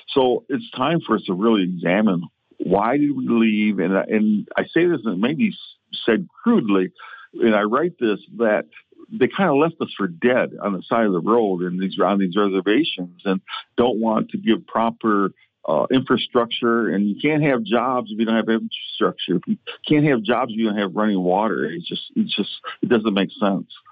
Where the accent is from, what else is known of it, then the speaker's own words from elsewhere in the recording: United States; as an American Indian, I have dual citizenship with the United States and my tribal uh, nation, which is the Prairie Band Potawatomi Nation